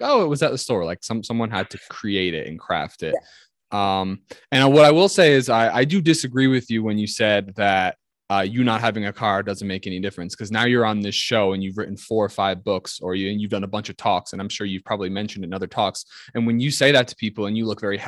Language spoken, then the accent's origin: English; United States; also born or lived in Australia; I'm American